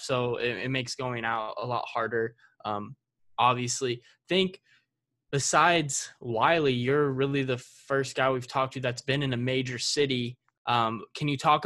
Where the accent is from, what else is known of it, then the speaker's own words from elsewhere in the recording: Dallas, Texas, United States; I'm from the Dallas area